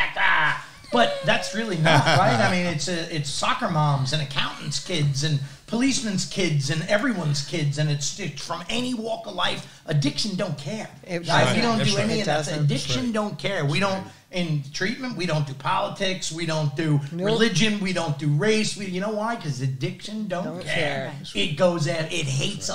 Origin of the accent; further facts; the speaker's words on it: New York, United States; I happen to also be a Staten Island boy, born and raised